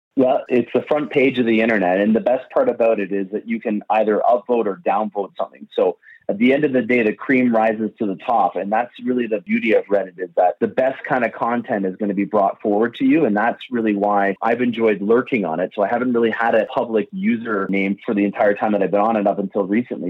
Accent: London, Ontario, Canada; I'm born and raised in London, Ontario, and that's exactly between Detroit and Toronto.

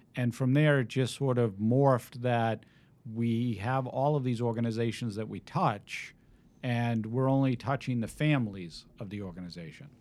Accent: Needham, Massachusetts, United States; now in Westwood, United States; I grew up in Needham.

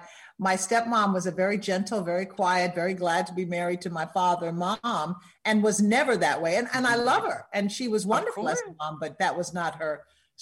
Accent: Little Rock, Arkansas, United States; moved away as an adult; also born or lived in Denver / San Francisco / Boston; I started in Little Rock. I went from my hometown to Denver, Colorado, Denver to San Francisco.

